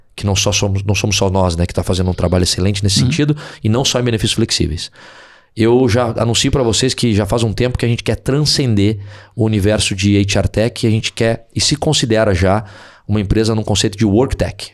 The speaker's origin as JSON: {"language": "Portuguese", "town": "Porto Alegre", "region": "Rio Grande do Sul", "country": "Brazil", "moved": "yes", "said": "eu sou de Porto Alegre"}